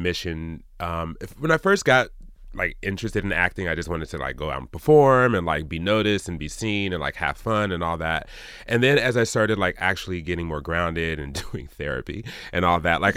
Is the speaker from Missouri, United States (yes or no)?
yes; Kansas City, Missouri, United States; also born or lived in Illinois / Jamaica (parents); I grew up in Kansas City, Missouri.